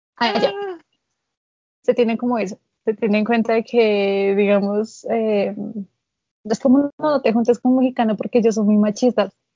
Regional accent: Colombia; tengo 18 años y soy de Colombia

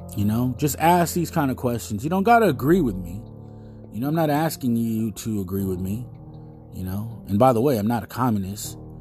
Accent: United States; We're American

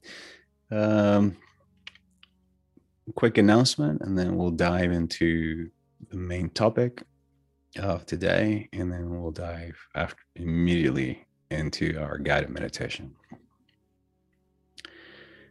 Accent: Venezuela; moved away; Growing up in Venezuela, just birthdays was very important

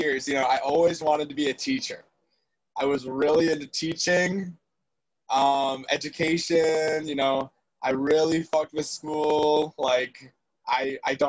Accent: La Crosse, Wisconsin, United States; also born or lived in Illinois / Stoughton, Wisconsin; I was born in Illinois. And then I grew up in the La Crosse area, for lack of a better way of saying I grew up in the middle of nowhere, and then went to high school in Stoughton

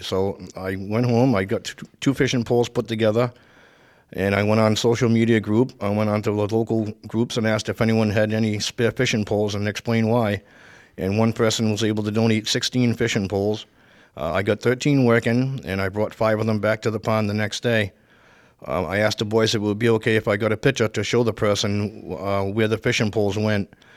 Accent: Providence / Warwick, Rhode Island, United States; also born or lived in Providence, Rhode Island; now in Coventry, United States; I was born in Providence, Rhode Island. Uh, I moved to Warwick when I was eleven years old.

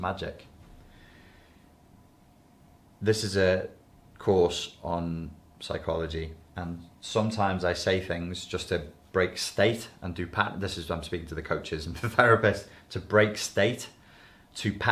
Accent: Liverpool, North West England, United Kingdom; accent: Scouse; I nearly went a bit Scouse then, my regional accent nearly came through. I try and control it.

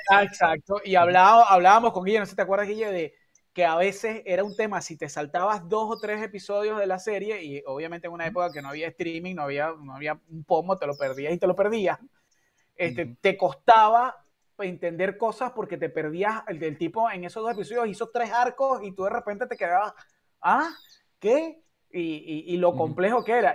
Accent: San Diego, Carabobo, Venezuela; Yo crecí en San Diego, en una urbanización rodeada de, bueno, San Diego, Montaña, río

